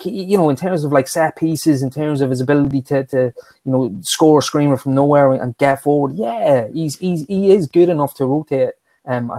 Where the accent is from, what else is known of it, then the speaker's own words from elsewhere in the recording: Dundalk, County Louth, Ireland; my hometown in Ireland, Dundalk